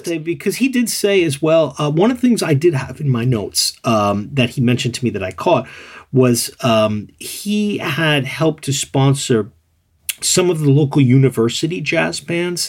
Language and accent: English; New York City, New York, United States; moved away as an adult; also born or lived in Tokyo region; now in Tokyo, Japan; I was from New York City